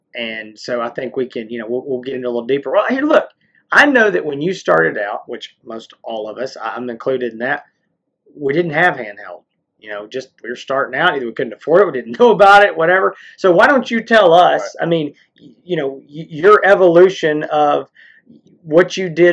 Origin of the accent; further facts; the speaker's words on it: East Texas, United States; We're from East Texas